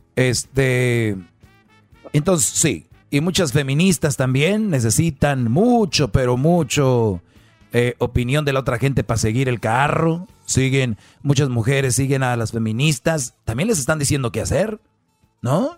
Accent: Mexico; soy de México

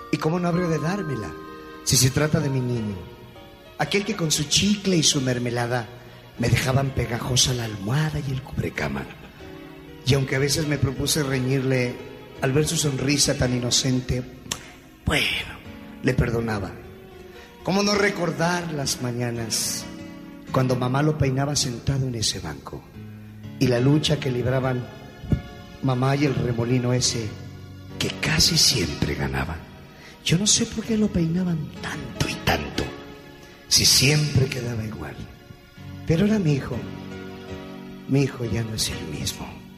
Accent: Acámbaro, Guanajuato, Mexico; now in Phoenix, United States; yo radico en Phoenix, Arizona, pero somos de Acámbaro, Guanajuato.

